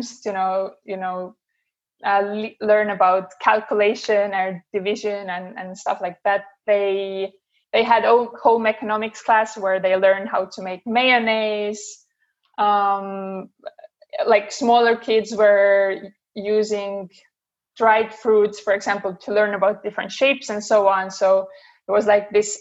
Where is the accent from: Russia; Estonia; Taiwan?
Estonia; moved away; also born or lived in Denmark; I'm originally from Estonia